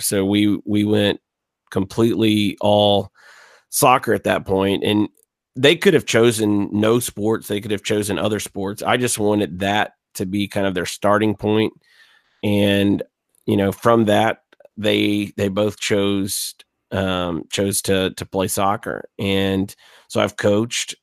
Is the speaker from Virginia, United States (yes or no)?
no; Gulf Coast, South Alabama, United States; I grew up on the Gulf Coast in South Alabama, two hours east of New Orleans.